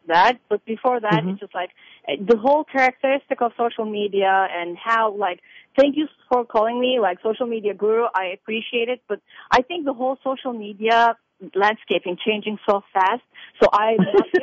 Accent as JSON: {"language": "English", "country": "Turkey", "tie": "born or raised there", "also_born_or_lived": "Crete", "moved": "as an adult", "lives_now": "United States", "said": "I was born and raised in Turkey"}